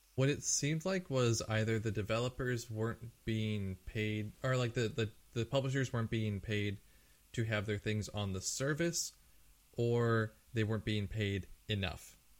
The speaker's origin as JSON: {"language": "English", "country": "United States", "also_born_or_lived": "Japan", "said": "as an American."}